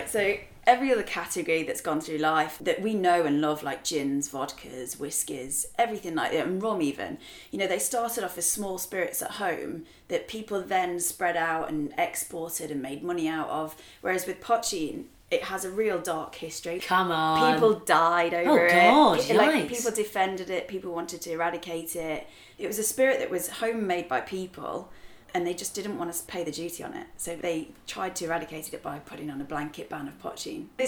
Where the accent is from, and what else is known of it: England, United Kingdom; accent: English